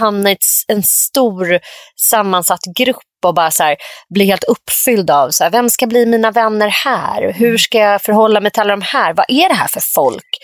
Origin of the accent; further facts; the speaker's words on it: Nacka, Stockholm County, Sweden; jag växte upp i Orminge då som ju verkligen är en gammal så här, men sossekommun var ju Nacka då.